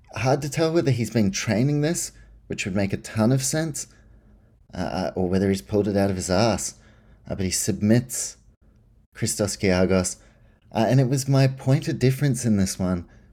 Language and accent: English; New Zealand; now in Australia; I grew up in New Zealand and Australia.